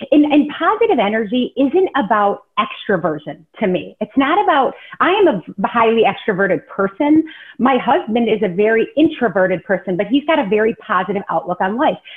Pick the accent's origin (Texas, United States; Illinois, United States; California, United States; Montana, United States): Illinois, United States; Rockford; also born or lived in Chicago, Illinois; I grew up in Rockford, Illinois, which is kind of small kind of town